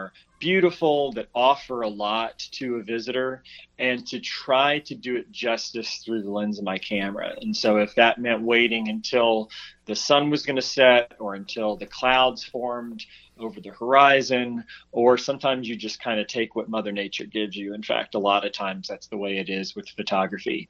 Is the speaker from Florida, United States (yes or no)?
no; Memphis, Tennessee, United States; moved away as an adult; now in Georgia, United States; I'm originally from Memphis, and I lived there for 18 plus years.